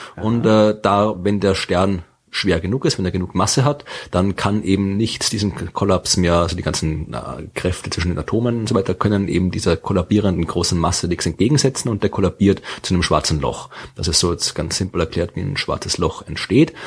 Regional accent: Wachau, Lower Austria, Austria; Das liegt in der Wachau. Ja, also da, mhm. wo ich herkomme, aus der Gegend in Österreich.

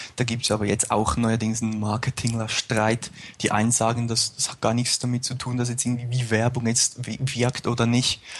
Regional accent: near Zurich, Switzerland; moved away as an adult; now in St. Gallen, Switzerland; ich komme ursprünglich aus der Nähe von Zürich

